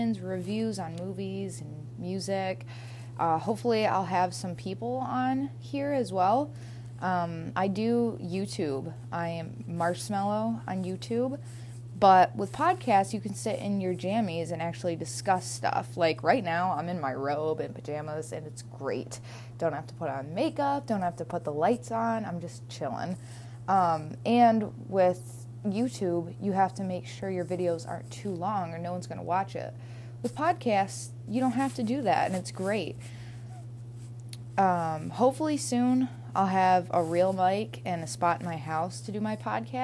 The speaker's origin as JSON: {"language": "English", "region": "Pennsylvania", "country": "United States", "tie": "born or raised there", "also_born_or_lived": "Limestone, New York / Jamestown, New York / Stevensville, Maryland", "said": "My hometown is a very small town in Pennsylvania. It's about 3 hours outside of Pittsburgh."}